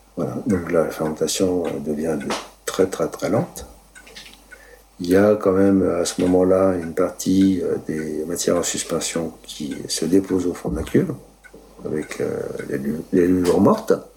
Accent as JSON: {"language": "French", "area": "Moselle", "region": "Grand Est", "country": "France", "tie": "born or raised there", "also_born_or_lived": "Italy", "moved": "as an adult", "lives_now": "Mérignat, France", "said": "je suis né en Italie. Mes parents sont, ont émigré en 1956 en Moselle"}